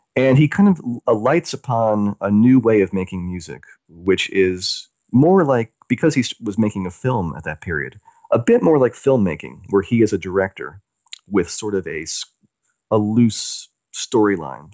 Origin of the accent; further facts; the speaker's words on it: the American South, United States; I grew up in the South, in Amer-, in the American South